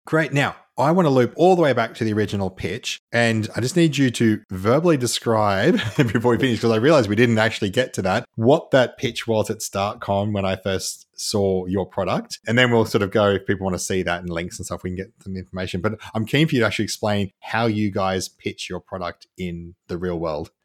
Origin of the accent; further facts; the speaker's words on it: Canberra, Australian Capital Territory, Australia; I grew up in Canberra